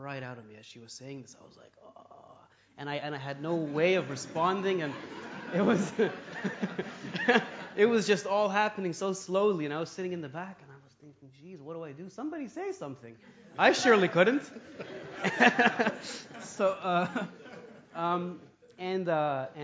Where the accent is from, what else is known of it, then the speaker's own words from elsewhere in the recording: Toronto, Ontario, Canada; I was born in Toronto. I grew up as a typical kind of, you know, Westerner.